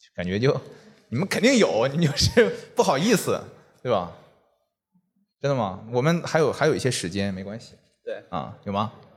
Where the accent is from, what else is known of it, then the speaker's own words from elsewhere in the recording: Northeast China, China; moved away; 我也是东北人嘛嗯。然后我很早就离开东北了